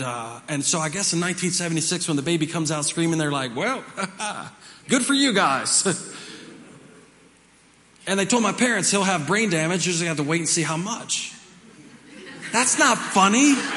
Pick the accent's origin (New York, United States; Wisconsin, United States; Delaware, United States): Delaware, United States; Dover; born there; I was born in Dover, Delaware, and in an Air Force base